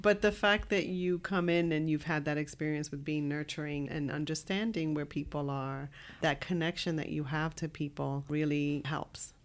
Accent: New York City, New York, United States; I grew up in the South Bronx

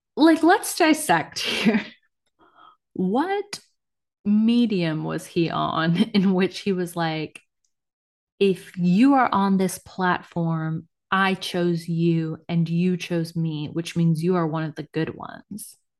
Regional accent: United States; I'm American.

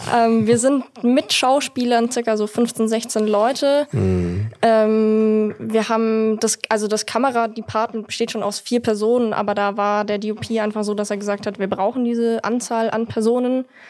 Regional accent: Munich, Bavaria, Germany; ich komme aus München

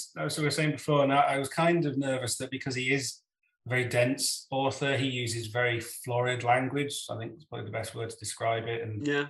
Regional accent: England, United Kingdom; accent: Northern English; now in Scotland; And if I go back to where I came from in the north of England, my accent becomes more Northern English. But I've lived in Scotland now for 20 years and I haven't picked any of that up, really.

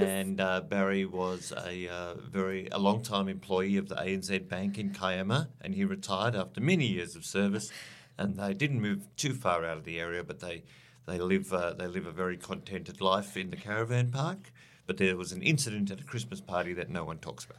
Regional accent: South Africa; moved away as an adult; now in Australia; I grew up in South Africa, uh, during the, uh, the seventies and eighties

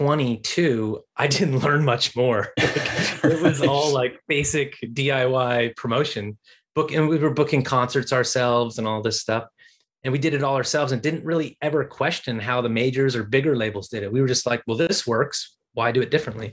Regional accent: Washington, District of Columbia, United States; Washington, D.C., my hometown, Washington, D.C.

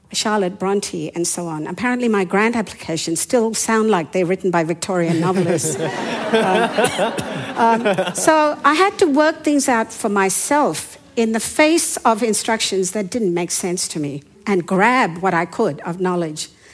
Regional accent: Yangon, Yangon Region, Myanmar; first language Hindi or Burmese; English is a second language; moved away; I was born in the capital city at that time, that was Rangoon or Yangon. And my first language was either Hindi or Burmese

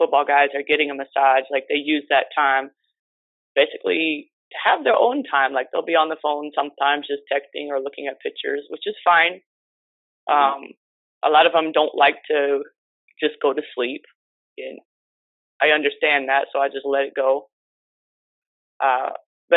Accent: Nebraska, United States; moved away as an adult; now in Miami, United States; I'm originally from Nebraska

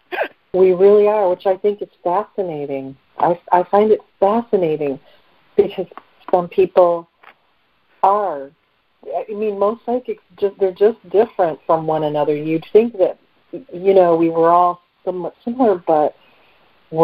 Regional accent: Detroit, Michigan, United States; area code 586, which is my hometown, Detroit area

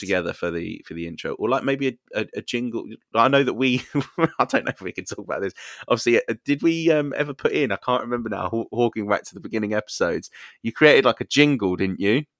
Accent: United Kingdom; we are British.

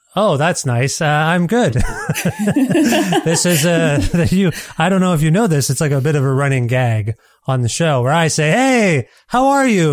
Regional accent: Canada; I'm a Canadian.

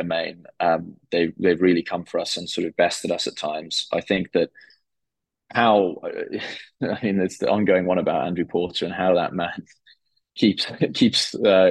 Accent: South Africa; as a South African fan

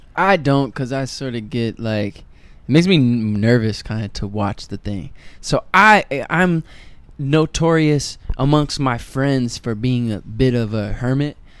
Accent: Detroit, Michigan, United States; moved away; also born or lived in New York City; I'm from Detroit

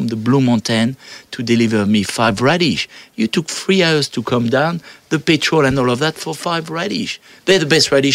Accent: France; now in Australia; I come from France

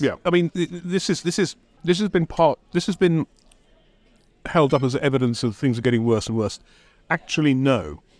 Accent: London, United Kingdom; I'm a Londoner born and bred.

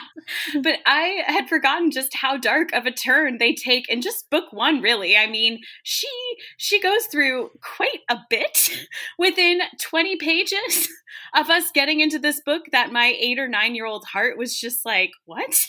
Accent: Virginia, United States; I grew up in Virginia.

